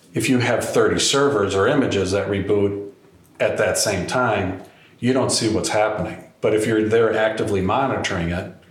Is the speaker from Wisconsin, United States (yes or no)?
yes; Wisconsin, United States; I'm from Wisconsin